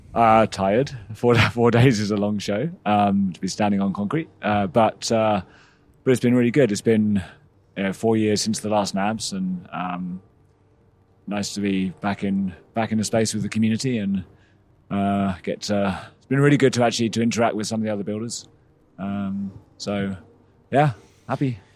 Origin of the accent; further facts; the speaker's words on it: England, United Kingdom; moved away as an adult; also born or lived in Massachusetts; I, I grew up in England